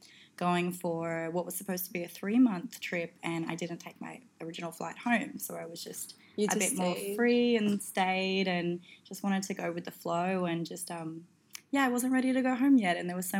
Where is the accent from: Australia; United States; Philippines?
Australia; Gold Coast, Queensland; people are often surprised when I tell them I'm from the Gold Coast. So it's very, very rare apparently.